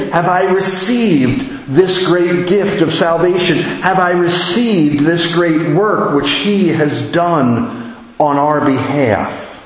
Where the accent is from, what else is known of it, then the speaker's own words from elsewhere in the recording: United States; moved away as an adult; as an American